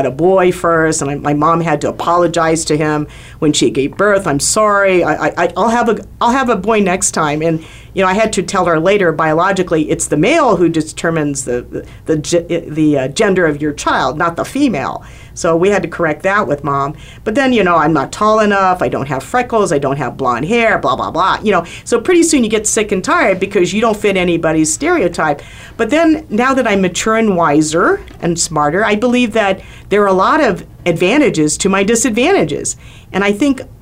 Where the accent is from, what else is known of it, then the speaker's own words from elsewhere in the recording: Maryland, United States; also born or lived in Philippines / Little Rock, Arkansas; now in Scottsdale, United States; I'm from Maryland